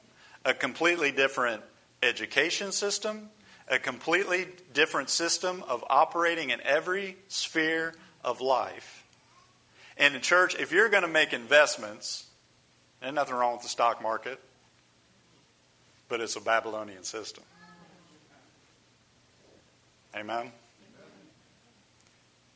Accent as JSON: {"language": "English", "country": "United States", "said": "we as American Christians"}